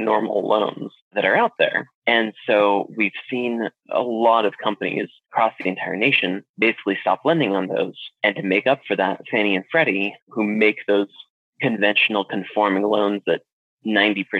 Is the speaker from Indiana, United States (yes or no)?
no; Alaska, United States; moved away as an adult; also born or lived in South Carolina / Washington State / Arizona; now in Florida, United States; I originally grew up in Alaska, and then I joined the Navy and went to South Carolina and then Washington State